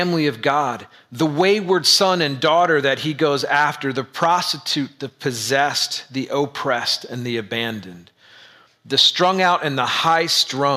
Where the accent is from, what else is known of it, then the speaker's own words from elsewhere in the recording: United States; As an American white male in the suburbs